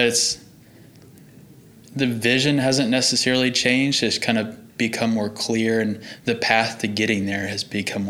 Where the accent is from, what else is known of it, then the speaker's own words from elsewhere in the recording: Norman, Oklahoma, United States; I grew up in Norman, Oklahoma, and grew up into a musical family.